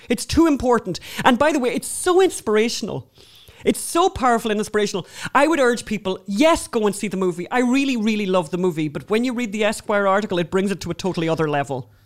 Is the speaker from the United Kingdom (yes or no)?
no; Ireland; we're obviously Irish